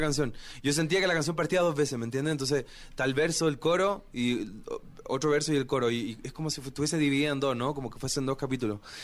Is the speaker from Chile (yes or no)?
yes; Chile; mi tierra